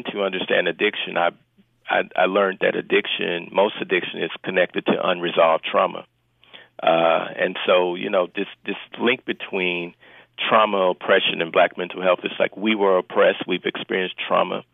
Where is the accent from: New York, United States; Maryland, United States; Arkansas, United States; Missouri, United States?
Arkansas, United States; Little Rock; I'm from Little Rock, Arkansas